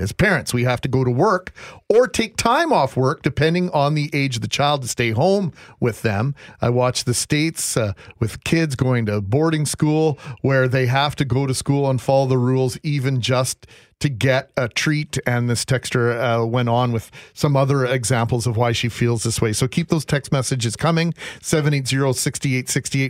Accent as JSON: {"language": "English", "town": "Brandon", "region": "Manitoba", "country": "Canada", "tie": "born or raised there", "said": "I used to get a hard time as a kid for being a Blue Bomber fan growing up in Brandon"}